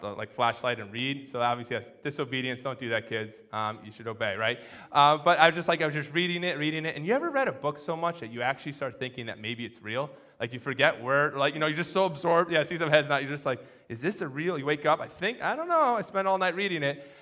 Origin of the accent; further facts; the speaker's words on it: Connecticut and New Hampshire, United States; I grew up in Connecticut and New Hampshire